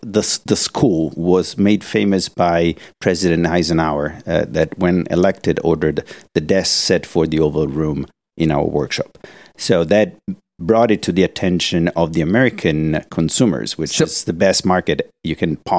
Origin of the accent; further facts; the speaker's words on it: Florence, Tuscany, Italy; from here, from Florence.